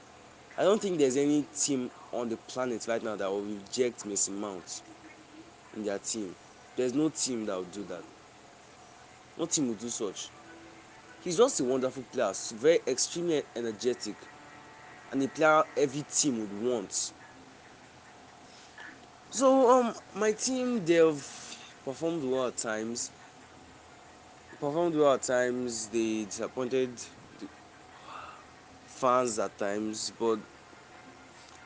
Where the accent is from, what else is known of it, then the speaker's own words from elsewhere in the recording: Nigeria; I live in Nigeria, I'm a Nigerian